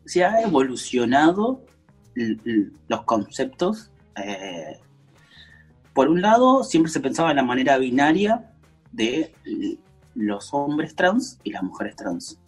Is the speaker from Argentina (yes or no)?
yes; Córdoba, Argentina; Yo soy de Córdoba, Córdoba es una provincia muy de derecha